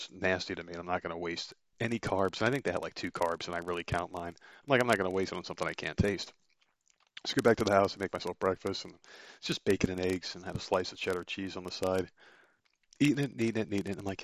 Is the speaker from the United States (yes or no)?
yes; Northeast, United States; moved away; growing up in the Northeast, where you get some pretty harsh winters